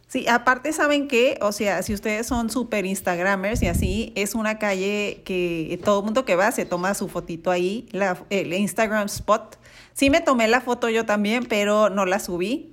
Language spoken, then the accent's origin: Spanish; Mexico